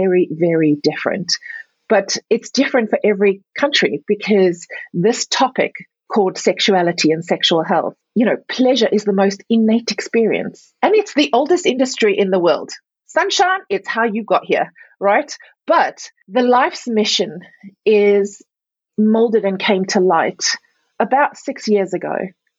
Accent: South Africa; moved away; also born or lived in Europe; I was born and raised in Africa, South Africa specifically, but also Europe.

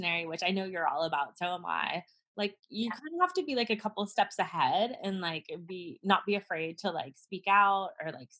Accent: the South, United States; I was raised in the South

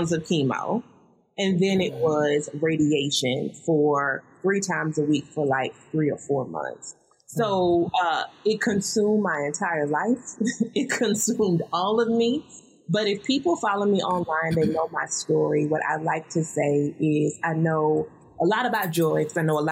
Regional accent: the South, United States

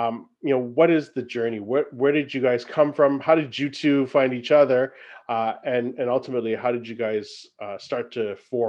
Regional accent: China; I'm not Irish. For those who don't know, I am Chinese.

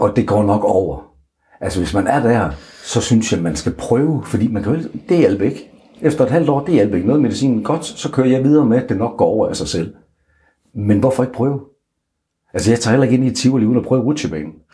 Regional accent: Aalborg, North Denmark Region, Denmark; hele min øh, tid i Aalborg, hvor jeg kommer fra

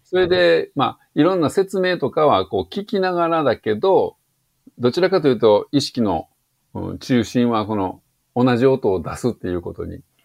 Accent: rural Tokushima, Japan; 徳島の田舎で育っているので、そもそも英会話学校が近くにないですよ

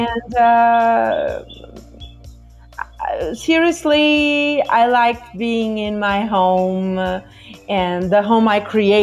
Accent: Barcelos, Norte, Portugal; moved away as an adult; now in Porto, Portugal; where I was born and raised is Barcelos

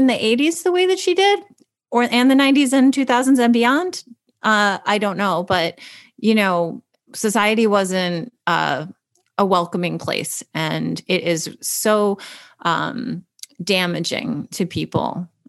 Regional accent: Chicago, Illinois, United States; I don't know if I'm not a sports person, but like I said, I am from Chicago.

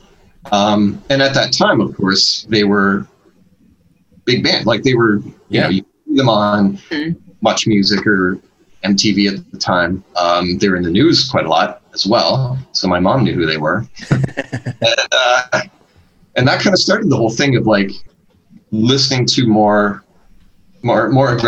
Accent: Hamilton, Ontario, Canada; also born or lived in Grimsby, Ontario; we moved from Hamilton, where I currently live. We moved to a smaller town called Grimsby

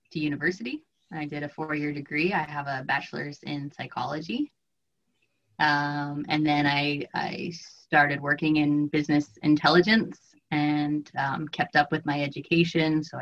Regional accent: Vancouver, British Columbia, Canada

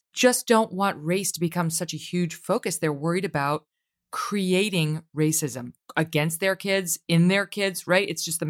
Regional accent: Ireland; Because I would say as an Irish woman, I don't...

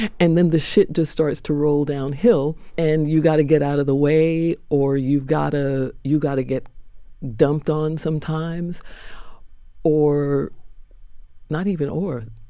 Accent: New York, United States; Born in Harlem Hospital

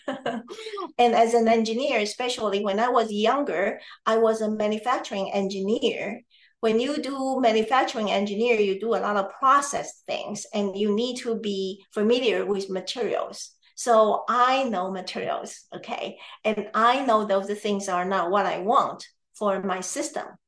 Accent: Taiwan; now in United States; I am originally from Taiwan

